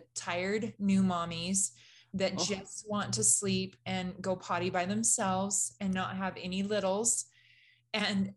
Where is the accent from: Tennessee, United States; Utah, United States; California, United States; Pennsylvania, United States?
California, United States; moved away as an adult; also born or lived in Idaho; I grew up in California